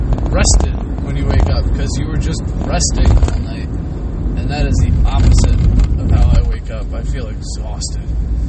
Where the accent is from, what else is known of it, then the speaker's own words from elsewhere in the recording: Toms River, New Jersey, United States; moved away; also born or lived in Pennsylvania; the place of my birth, Tom's River.